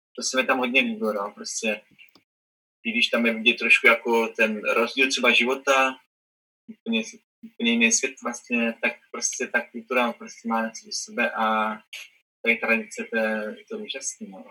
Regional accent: Czechia; narodil jsem se třeba v Česku, jo, nějakou městečku a mám tady rodiče

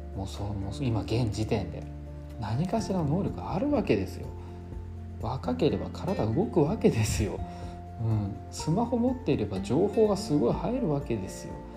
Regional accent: Tokyo, Japan; now in Amami Oshima, Japan; 僕東京なんで出身が

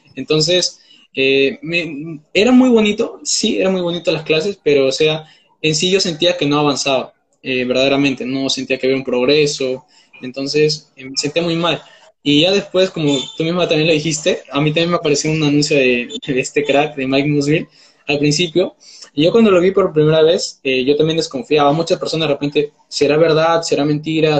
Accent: Peru; tengo 19 años, soy de Perú

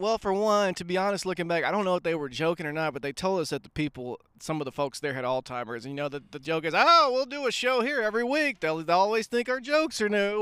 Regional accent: Pine Bluff, Arkansas, United States; moved away; also born or lived in Hot Springs, Arkansas; we, we moved from Pine Bluff to Hot Springs.

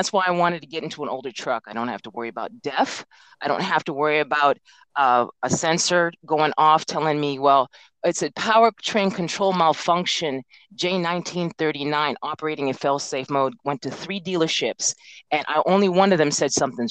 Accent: Alaska, United States; I'm originally from Alaska. My father was in the Air Force and relocated the family up there and retired.

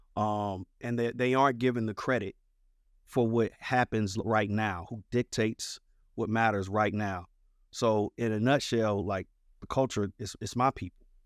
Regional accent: St. Louis, Missouri, United States; I am a kid born and raised in Saint Louis, Missouri, North County, on the north side of Saint Louis

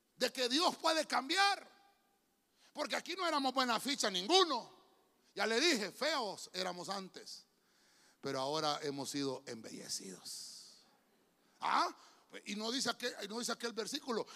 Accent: San Pedro Sula, Cortés, Honduras; Yo soy de San Pedro. San Pedro Sauna

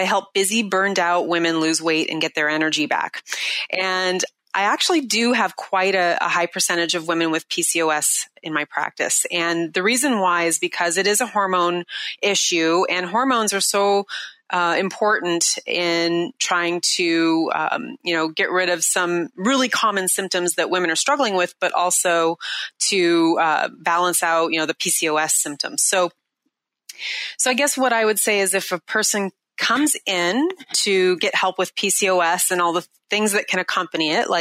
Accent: Seattle, Washington, United States; right here in my hometown in Seattle

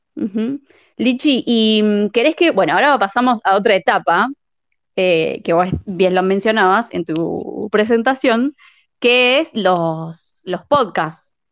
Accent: La Pampa, Argentina; moved away as an adult; now in La Plata, Argentina; nosotras somos también, nosotras somos de La Pampa

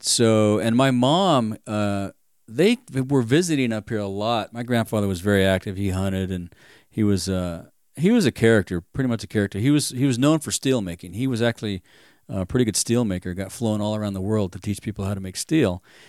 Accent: Fontana, California, United States; now in Bishop, United States; I grew up in Fontana, California, Southern California.

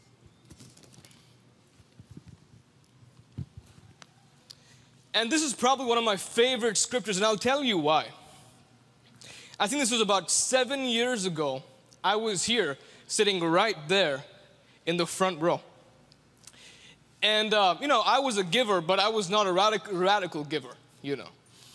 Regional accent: India; I'm from India

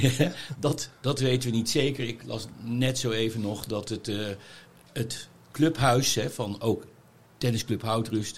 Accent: The Hague, South Holland, Netherlands; ben net niet hier geboren, maar toch wel ogenblikkelijk daarna hier beland

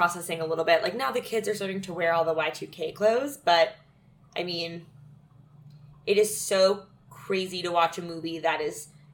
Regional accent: Calabasas, California, United States; my hometown, Calabasas, California

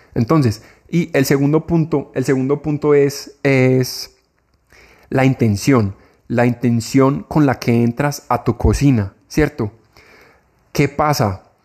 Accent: Colombia; acá en mi país

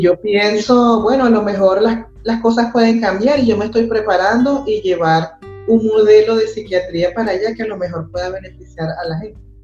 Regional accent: Ciudad Bolívar, Bolívar, Venezuela; moved away; yo soy de Ciudad Bolívar

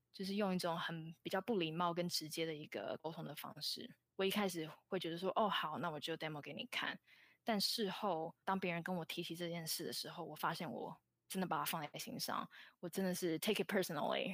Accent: Taiwan; moved away as an adult; also born or lived in Hong Kong; now in San Francisco Bay Area, United States; 我是在香港出生，但是是在台湾长大，大概在台湾待到大学毕业后，大约在六年前来到美国。然后我在台湾就读的大学是政治大学，资讯科学系

